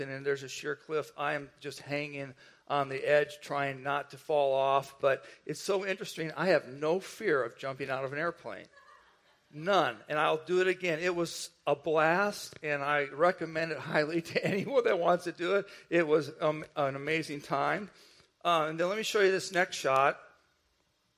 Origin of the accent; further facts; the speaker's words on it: northwest Indiana, United States; I grew up in Indiana, the northwest part of Indiana, which was right near Chicago